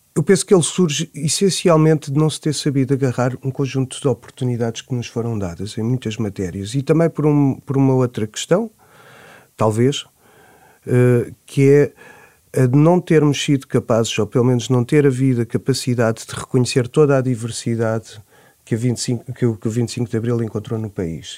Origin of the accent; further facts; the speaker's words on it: Nazaré, Centro, Portugal; Eu nasci na Nazaré, em 74, em junho